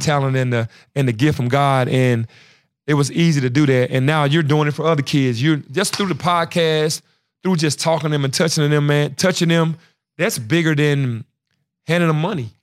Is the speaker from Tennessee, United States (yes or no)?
yes; Memphis, Tennessee, United States; being from Memphis